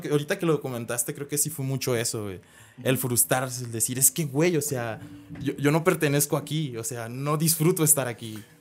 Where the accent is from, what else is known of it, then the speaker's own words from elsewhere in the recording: Guadalajara, Jalisco, Mexico; also born or lived in Monterrey; yo soy aquí de Guadalajara, había emigrado para allá, para Monterrey